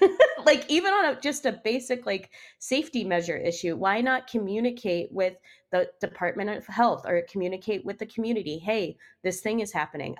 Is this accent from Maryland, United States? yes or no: yes; Maryland, United States; now in Pittsburgh, United States; I am from Maryland where you can get an autopsy just by going down to a courthouse